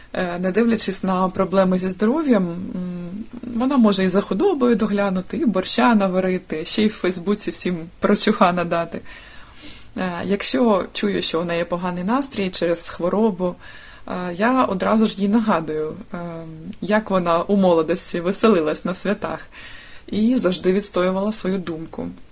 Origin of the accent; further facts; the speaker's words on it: Dnipro, Dnipropetrovsk Oblast, Ukraine; мені 37 років, я з Дніпра.